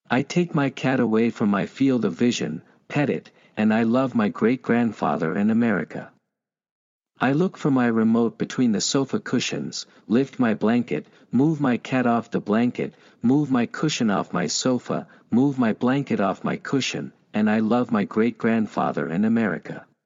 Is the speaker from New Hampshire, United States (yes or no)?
yes; New Hampshire, United States; My mom is originally from Vermont, but I was born and raised in the Granite State.